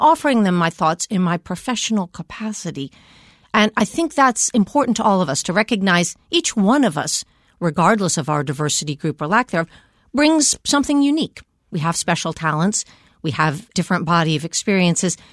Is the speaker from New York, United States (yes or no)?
no; Washington, District of Columbia, United States; I grew up here in Washington